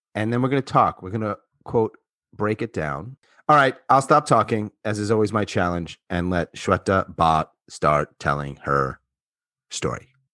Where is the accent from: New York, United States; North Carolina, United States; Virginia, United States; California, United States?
New York, United States; Long Island; moved away; I'm from Long Island